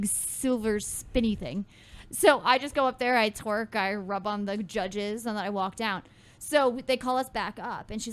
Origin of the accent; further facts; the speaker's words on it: Midwest, United States; I'm from the Midwest